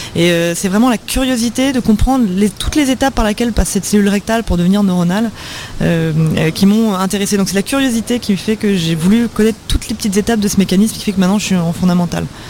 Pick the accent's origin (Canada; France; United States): France; chez nous en France